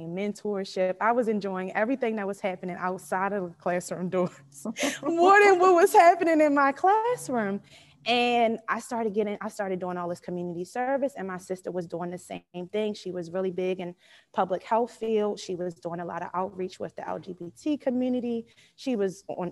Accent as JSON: {"language": "English", "town": "Baltimore", "region": "Maryland", "country": "United States", "tie": "born or raised there", "said": "I am from Baltimore, Maryland, born and raised in Baltimore from Park Heights"}